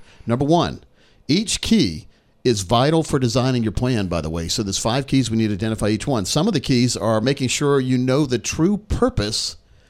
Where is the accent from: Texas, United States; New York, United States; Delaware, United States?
Delaware, United States; moved away; When I was little, I was born in Delaware.